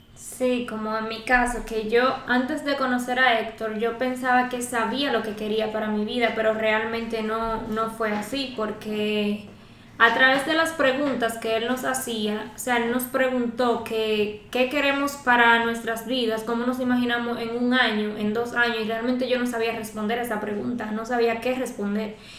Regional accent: Dominican Republic; soy de República Dominicana, tengo 20 años de edad

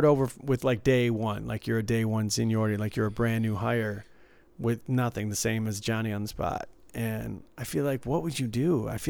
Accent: Midwest, United States; also born or lived in Detroit; Mine comes out like a Brooklyn accent. I don't know. And I'm from the Midwest. It's all gone.

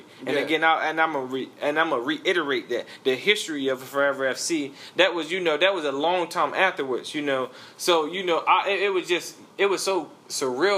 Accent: Charlotte, North Carolina, United States; I'm from the East Side, so I was playing for Independence High School.

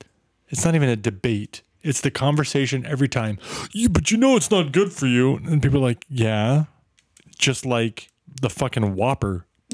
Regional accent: Nebraska, United States; now in Boston, United States; I grew up in Nebraska.

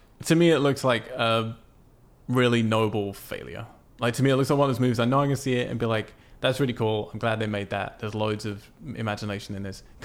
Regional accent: United Kingdom; moved away; my hometown, the UK?

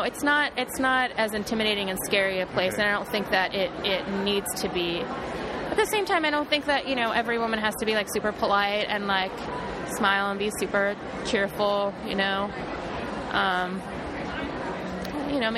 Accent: Ohio, United States; I was raised in Ohio and in a good community.

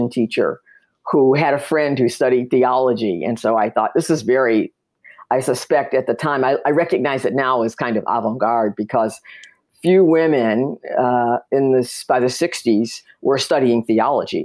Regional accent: Detroit, Michigan, United States; I grew up in Detroit, Michigan

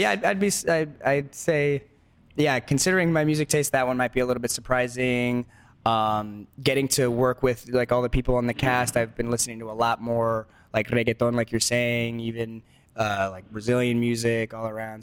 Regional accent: Los Angeles, California, United States; first language Spanish; English is a second language; growing up in Los Angeles

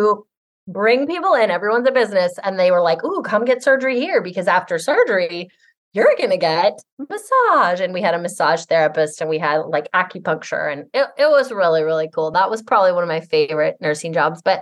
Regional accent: Seattle, Washington, United States; also born or lived in Hawaii; I grew up in Capitol Hill, Seattle

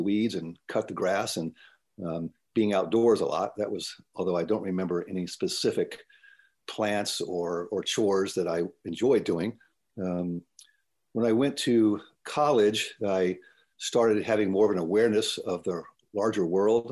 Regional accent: Tidewater, Virginia, United States; moved away as an adult; I grew up in Tidewater, Virginia, and it's I uh, quite honestly couldn't wait to leave there uh, as a young man.

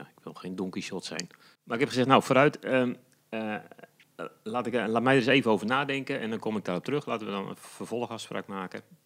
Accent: Kraggenburg, Flevoland, Netherlands; now in Almere, Netherlands; ik ben geboren en getogen in Krachenburg. Dat is een heel mooi plaatsje in de Noordoostpolder

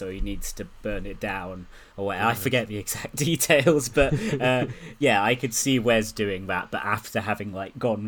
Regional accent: Oxted, South East England, United Kingdom; Keir Starmer's childhood home, which is in my hometown

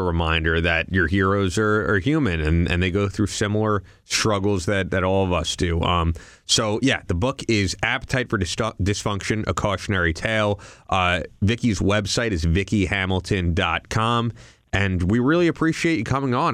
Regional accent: New York, United States; as a New Yorker

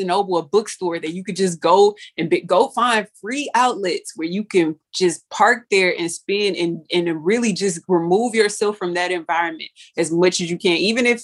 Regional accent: Pearland, Texas, United States; born or raised there

